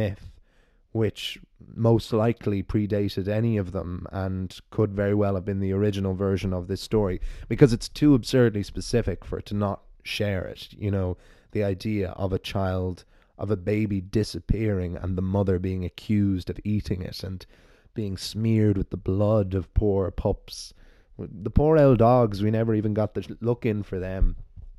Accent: Ireland; accent: Irish; my Irish storyteller voice

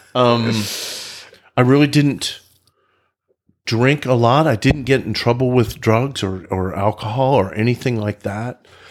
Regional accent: Oklahoma, United States; now in Frisco, United States; I grew up in Oklahoma.

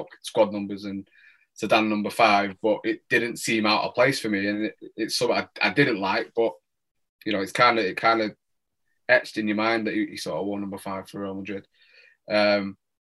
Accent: Manchester, North West England, United Kingdom; I'm from Manchester

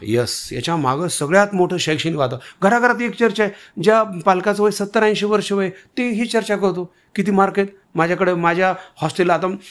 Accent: Renapur, Maharashtra, India; मी माझं गाव रेणापूर

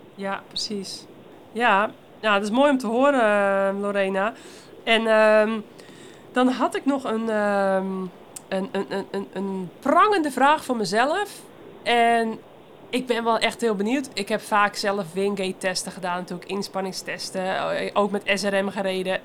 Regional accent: Netherlands; als Belgische en Nederlandse

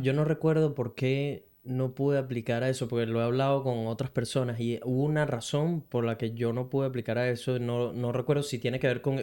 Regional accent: Venezuela; moved away as an adult; now in Brisbane, Australia; soy un latino venezolano que vive en Brisbane desde hace casi cuatro años

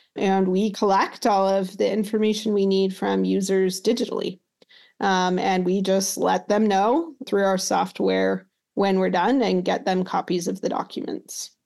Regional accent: Utah, United States; I grew up in Utah

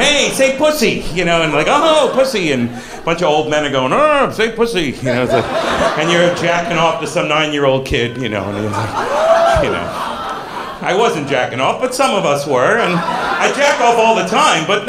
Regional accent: South Florida, United States; also born or lived in Brooklyn, New York; now in New York, United States; I was born in Brooklyn, but I grew up in Florida, South Florida

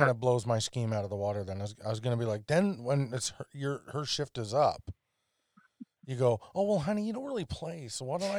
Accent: Alberta, Canada; now in British Columbia, Canada; I come from Alberta.

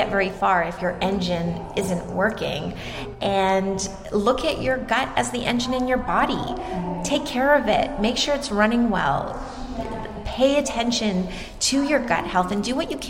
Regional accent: Toronto, Ontario, Canada; I'm from Toronto, Canada, so I'm Canadian

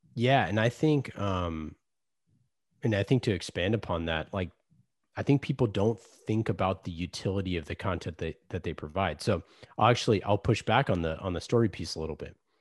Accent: Oakland, California, United States; I grew up in Oakland

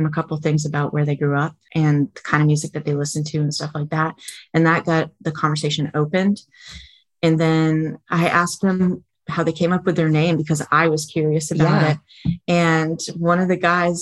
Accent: Vermont, United States; now in Florida, United States; I grew up in Vermont, right on the Canadian

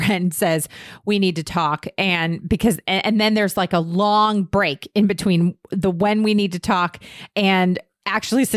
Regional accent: Northern Virginia, United States; I grew up in Northern Virginia

